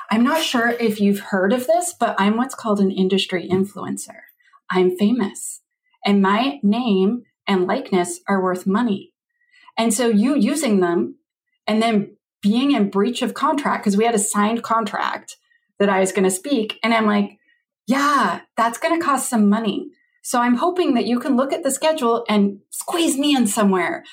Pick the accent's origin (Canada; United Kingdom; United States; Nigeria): Canada; I'm a Canadian